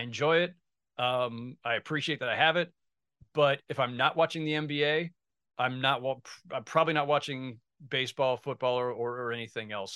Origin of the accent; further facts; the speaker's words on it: San Jose, California, United States; now in New York, United States; I grew up in San Jose in the Bay Area.